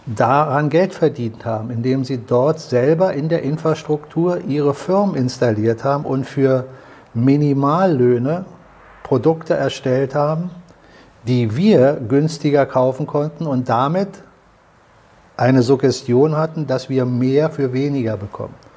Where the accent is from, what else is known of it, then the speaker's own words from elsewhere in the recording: Germany; uns als Deutsche